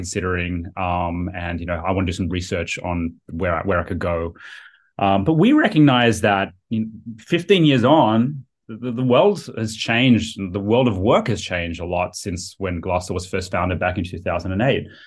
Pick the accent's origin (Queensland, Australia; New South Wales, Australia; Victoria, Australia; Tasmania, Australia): New South Wales, Australia; Sydney; moved away as an adult; also born or lived in United States; now in San Francisco, United States; I was from Sydney. From yeah, Sydney, yeah, yeah. Um, near yeah, right on the east coast of um, very close to Bondi Beach.